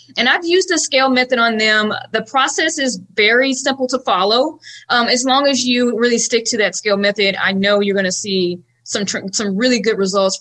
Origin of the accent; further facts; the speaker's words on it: Dallas, Texas, United States; accent: Dallas, Texas; I am actually born and raised here in Dallas